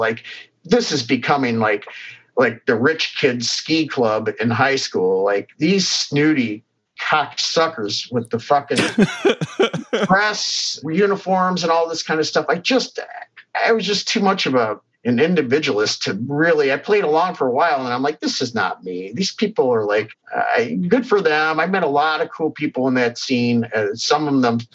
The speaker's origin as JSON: {"language": "English", "town": "Cleveland", "region": "Ohio", "country": "United States", "tie": "born or raised there", "said": "growing up in Cleveland"}